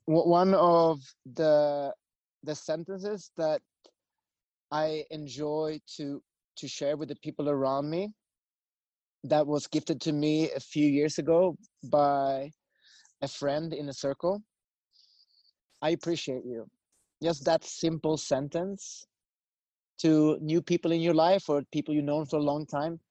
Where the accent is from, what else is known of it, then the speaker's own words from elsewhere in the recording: Sweden; moved away as an adult; also born or lived in United States; I grew up in Sweden.